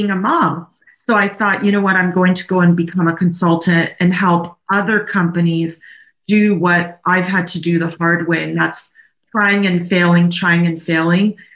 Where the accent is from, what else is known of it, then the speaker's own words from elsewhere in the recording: Naples, Campania, Italy; also born or lived in Canada; now in California, United States; I'm from Naples, Italy